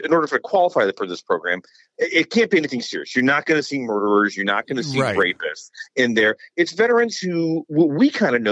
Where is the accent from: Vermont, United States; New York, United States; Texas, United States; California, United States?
Texas, United States; San Antonio; I grew up in San Antonio. Military City, USA.